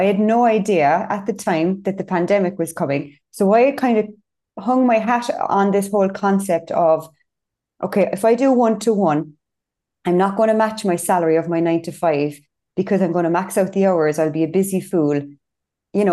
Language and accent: English; Cork, Munster, Ireland; I'm from Cork.